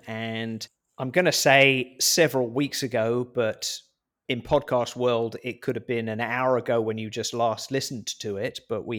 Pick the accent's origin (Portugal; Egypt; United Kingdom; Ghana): Portugal